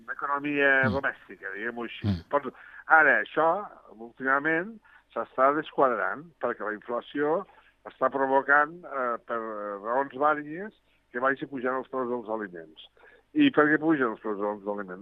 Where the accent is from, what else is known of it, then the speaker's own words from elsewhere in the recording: Lleida, Catalonia, Spain; parlo com a lleidatà